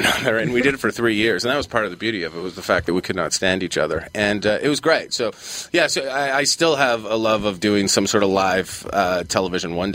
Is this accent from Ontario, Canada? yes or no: yes; Ottawa, Ontario, Canada; growing up in Ottawa